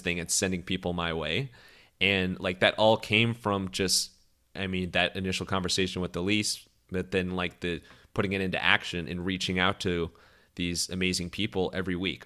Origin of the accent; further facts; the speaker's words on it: Cleveland, Ohio, United States; I'm from Cleveland